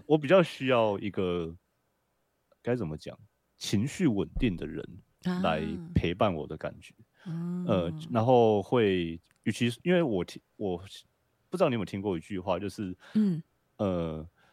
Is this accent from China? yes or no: no; Taiwan; 我想在台湾长大的人应该算是我们的共业吧